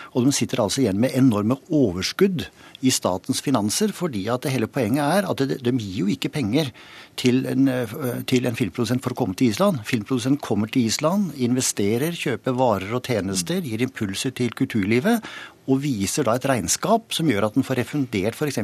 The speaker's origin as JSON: {"language": "Norwegian", "town": "Rjukan", "region": "Vestfold og Telemark", "country": "Norway", "tie": "born or raised there", "said": "Jeg vokste opp på Rjukan."}